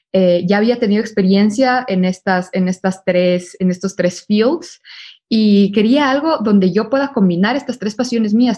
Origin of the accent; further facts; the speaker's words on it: Ecuador; moved away as an adult; also born or lived in Barcelona, Spain / New York, United States; yo por el momento estoy based en Ecuador, yo soy de Ecuador